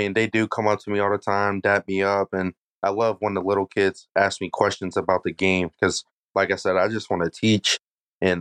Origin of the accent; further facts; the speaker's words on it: Uniontown, Pennsylvania, United States; I grew up in Uniontown